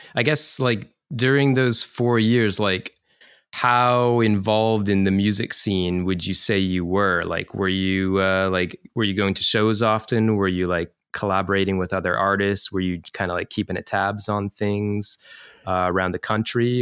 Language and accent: English; Canada; now in Chiba, Japan; I'm from Canada